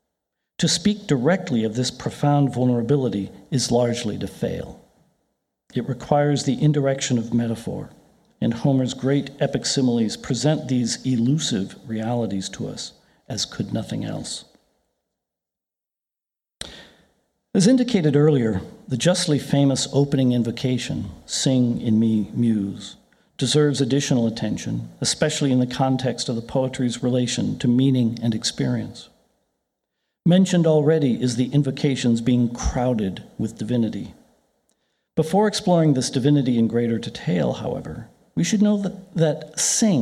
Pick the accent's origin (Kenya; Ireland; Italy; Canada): Ireland; I'm Irish